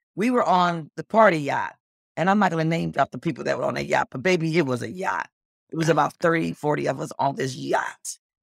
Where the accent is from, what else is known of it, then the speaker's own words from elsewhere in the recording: Cleveland, Ohio, United States; also born or lived in New York; now in Los Angeles, United States; I grew up in Cleveland, Ohio, and then I lived in New York